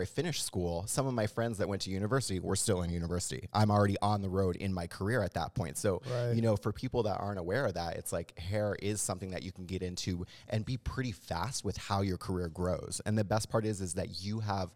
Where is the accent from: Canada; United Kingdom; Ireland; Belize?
Canada; Halifax, Nova Scotia; moved away as an adult; also born or lived in Toronto; I'm actually from Canada originally, from Halifax, the east coast of Canada. Was where I grew up.